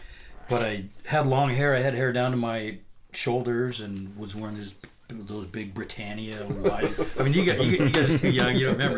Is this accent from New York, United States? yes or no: no; Spokane, Washington, United States; moved away as an adult; also born or lived in Seattle; I grew up in Spokane and I moved to Seattle in 1980.